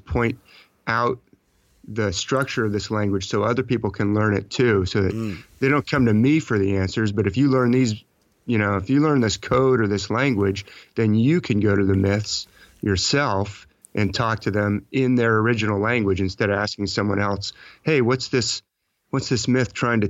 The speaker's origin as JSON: {"language": "English", "region": "California", "country": "United States", "tie": "born or raised there", "said": "I'm talking to you from California. That's actually my home state where I was born, but I was in the Army for a little while and traveled all over the U.S."}